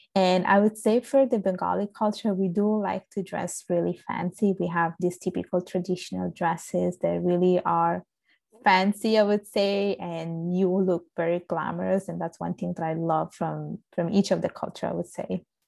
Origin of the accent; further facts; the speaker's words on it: Sicily, Italy; accent: Italian; English is a second language; moved away as an adult; now in Montreal, Canada; I was born and raised in Italy.